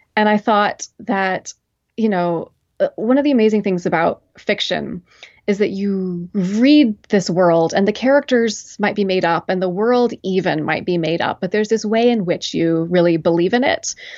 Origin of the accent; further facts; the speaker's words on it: McMinnville, Oregon, United States; moved away as an adult; now in Williamstown, Massachusetts, United States; I'm originally from Oregon, from a, uh, small town outside of Portland